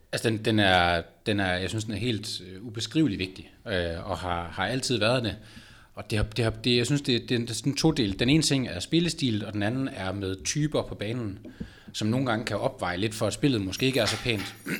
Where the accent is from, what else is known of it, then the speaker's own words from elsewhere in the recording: Aalborg, North Denmark Region, Denmark; moved away; da jeg boede hjemme i Aalborg